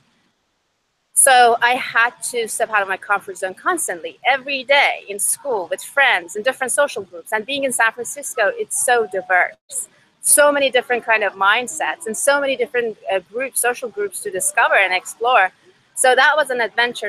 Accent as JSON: {"language": "English", "country": "Iran", "tie": "born or raised there", "also_born_or_lived": "Seattle, Washington", "first_language": "Persian", "second_language": "English", "moved": "as an adult", "lives_now": "United States", "said": "my first language is Farsi, and I moved out here to the US 5 years ago. I was born and raised in Iran"}